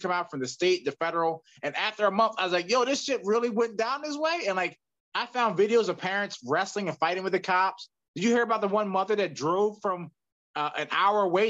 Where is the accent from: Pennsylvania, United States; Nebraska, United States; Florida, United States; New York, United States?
Pennsylvania, United States; Philadelphia; growing up in Philly